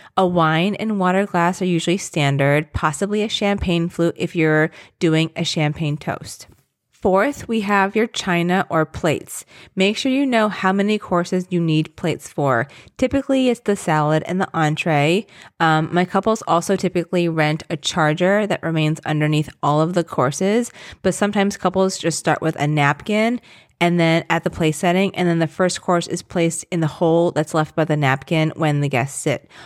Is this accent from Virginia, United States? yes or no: yes; Southern Virginia, United States; moved away; I grew up in Southern Virginia